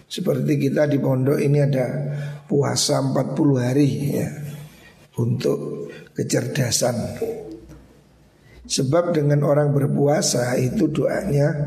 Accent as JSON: {"language": "Indonesian", "region": "Java", "country": "Indonesia", "said": "Makanya kita orang Jawa ini kan Ada istilah tirakat"}